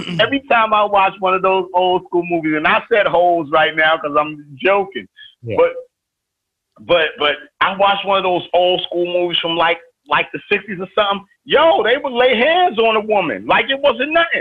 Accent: New York City, New York, United States; I'm from East New York. I'm from the crack era

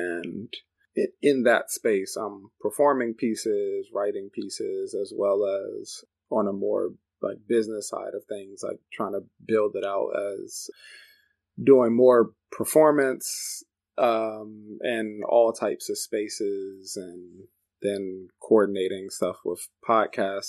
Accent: Washington, District of Columbia, United States; moved away as an adult; now in Chicago, United States; I grew up in the Washington, D.C. area originally. That's where I'm from. Been in Chicago since about 2014.

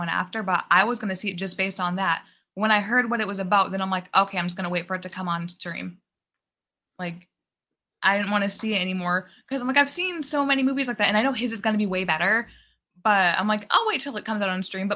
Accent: New Hampshire, United States; moved away; I'm from New Hampshire. I grew up there.

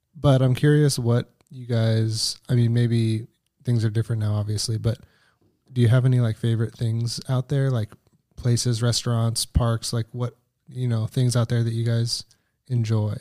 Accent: Oregon coast, United States; I'm from the Oregon coast

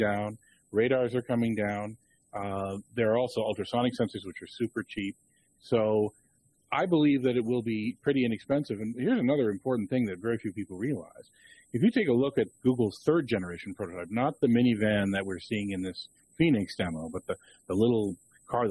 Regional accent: Toronto, Ontario, Canada; University of Toronto, which is also my hometown

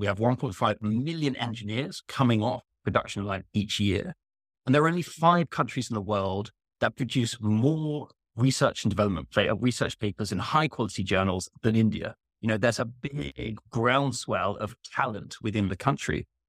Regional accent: United Kingdom; as a Brit

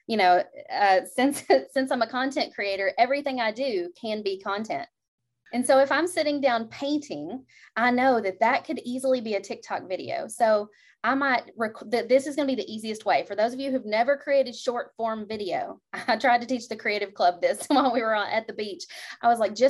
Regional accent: Kentucky, United States; I'm from Kentucky

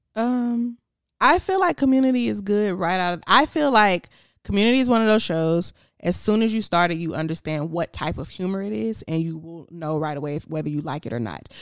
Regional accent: Houston, Texas, United States; I was from Houston

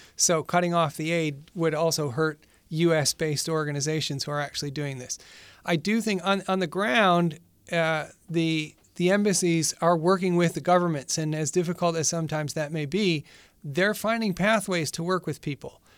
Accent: Western New York, United States; moved away as an adult; also born or lived in Boston / El Salvador; I'm originally from Western New York, in a little town, uh, in between Rochester and Buffalo

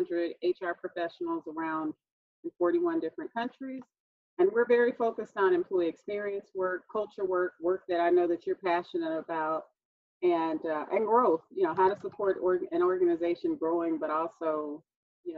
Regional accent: Texas, United States; I'm a native Texan, also known as a Southerner

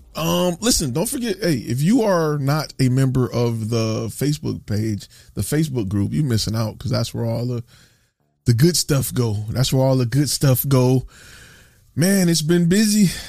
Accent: Dallas, Texas, United States; I'm from Dallas. I'm, I live in Dallas

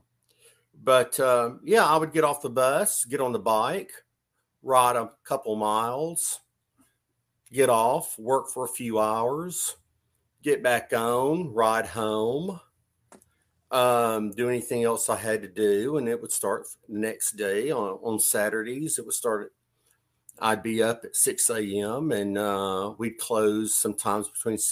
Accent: Griffin, Georgia, United States; I'm actually from Griffin, Georgia, where Joe Scarpa lived.

